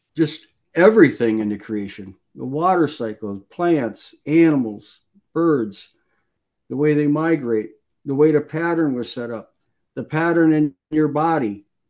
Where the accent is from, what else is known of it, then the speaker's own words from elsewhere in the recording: Wisconsin, United States; I grew up in Wisconsin and I worked on many farms